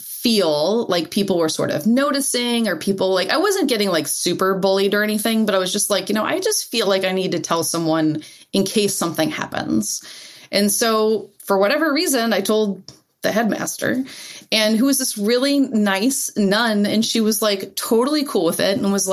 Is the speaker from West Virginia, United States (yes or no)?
no; New Orleans, Louisiana, United States; moved away; I was born in New Orleans. I'm a proud New Orleanian.